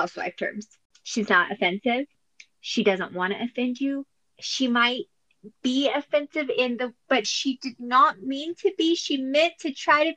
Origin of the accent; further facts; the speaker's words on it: Texas, United States; since I grew up in Texas